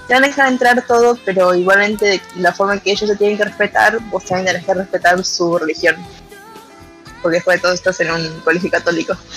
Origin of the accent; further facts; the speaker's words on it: Argentina; yo soy de Argentina